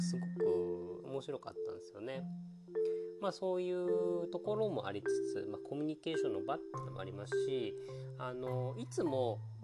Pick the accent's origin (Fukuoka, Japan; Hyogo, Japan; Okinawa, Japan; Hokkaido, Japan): Okinawa, Japan; 沖縄出身で大学に一応進んだりはしたので